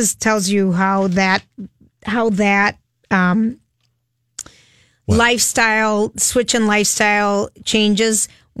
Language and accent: English; St. Paul, Minnesota, United States; I grew up in St. Paul. Everything was used. Right. You know, there was no new homes being built in St. Paul when we grew up.